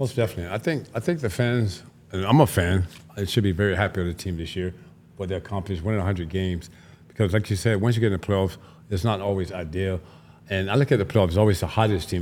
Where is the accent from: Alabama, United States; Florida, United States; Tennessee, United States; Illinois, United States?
Florida, United States; Tampa; I'm from Florida originally, from Tampa